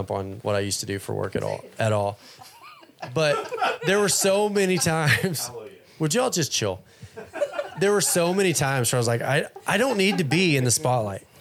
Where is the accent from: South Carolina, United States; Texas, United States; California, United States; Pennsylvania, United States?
Texas, United States; Fort Worth; moved away as an adult; I grew up in Fort Worth